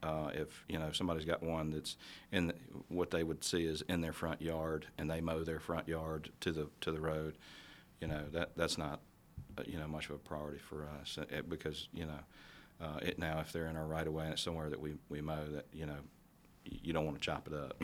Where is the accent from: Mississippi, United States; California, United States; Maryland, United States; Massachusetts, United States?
Mississippi, United States; Northeast Jackson County, Mississippi Gulf Coast, United States; now in Jackson, United States; I grew up on the coast. I grew up in Northeast Jackson County.